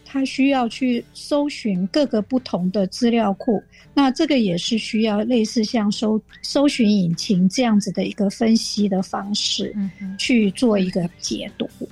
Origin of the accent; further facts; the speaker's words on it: Taiwan; 我们台湾人跟这个白种人，啊，可能就是不一样的基因的组成